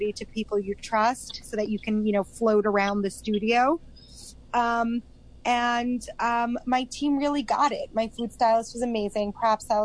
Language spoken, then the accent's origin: English; Long Island, New York, United States; moved away as an adult; now in Israel; I grew up in New York, in Long Island